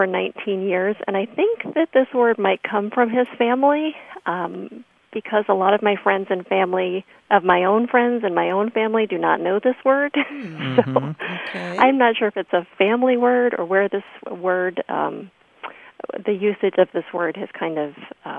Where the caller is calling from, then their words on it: Traverse City, Michigan, United States; Hi, Martha. This is …. I am calling from Traverse City, Michigan.